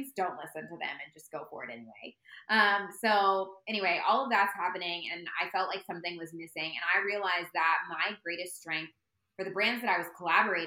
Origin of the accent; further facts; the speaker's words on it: Indianapolis, Indiana, United States; I'm from Indianapolis